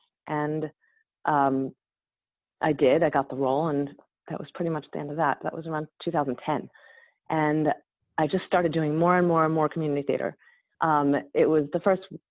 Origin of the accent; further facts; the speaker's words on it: New York, United States; I'm from Woodman, New York